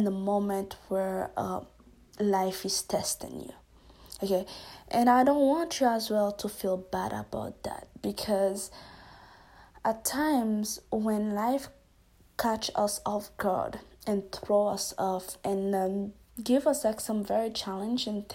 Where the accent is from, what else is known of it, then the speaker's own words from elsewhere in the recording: Haiti; I'm from Haiti as well